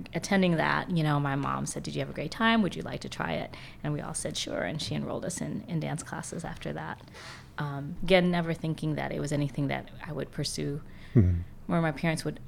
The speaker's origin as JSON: {"language": "English", "town": "Jeffersonville", "region": "Indiana", "country": "United States", "tie": "born or raised there", "lives_now": "Louisville, United States", "said": "I grew up in Jeffersonville"}